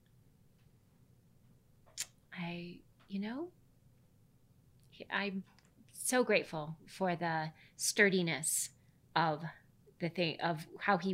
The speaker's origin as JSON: {"language": "English", "region": "Midwest", "country": "United States", "tie": "born or raised there", "said": "I grew up in the Midwest."}